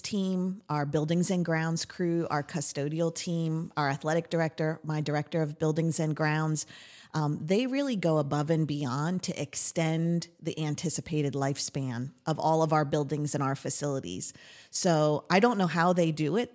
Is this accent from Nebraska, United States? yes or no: no; Lebanon County, Pennsylvania, United States; also born or lived in Lancaster County, Pennsylvania; I've lived in Lebanon County with my family growing up